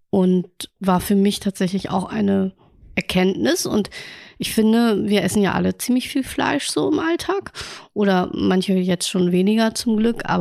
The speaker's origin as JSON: {"language": "German", "region": "Hamburg", "country": "Germany", "said": "Denn ich glaube, als Hamburger war man oder Hamburgerin hm, war man zu wenig in Museen"}